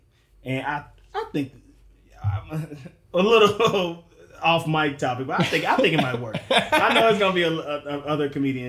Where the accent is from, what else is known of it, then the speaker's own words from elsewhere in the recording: Mississippi, United States; moved away; I am originally from Mississippi, notorious state with not one professional team.